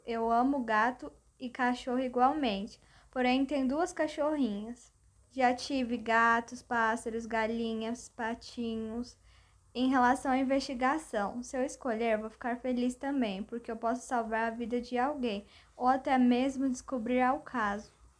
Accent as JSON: {"language": "Portuguese", "town": "Goiânia", "region": "Goiás", "country": "Brazil", "tie": "born or raised there", "said": "moro em Goiânia com meus pais, Rosa e Sebastião. Tenho cinco irmãs, Franciele, Daniele, Pamela, Jéssica e Graciele. E nasci aqui em Goiânia."}